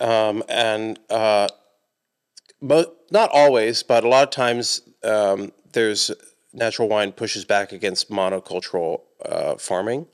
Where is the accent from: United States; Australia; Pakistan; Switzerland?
United States; Atlanta, Georgia; now in Johnson City, United States; I grew up, I'm from Atlanta